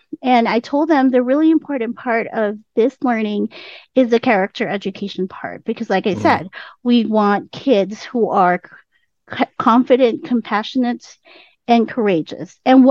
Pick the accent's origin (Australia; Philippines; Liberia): Philippines; now in United States; And I'm already in the US. I came from the Philippines. I'm already in the US. I was a teacher in the US